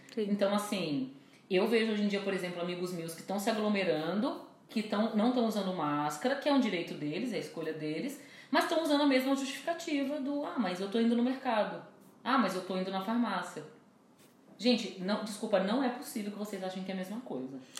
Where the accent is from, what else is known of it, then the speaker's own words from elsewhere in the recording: Brazil; enquanto brasileira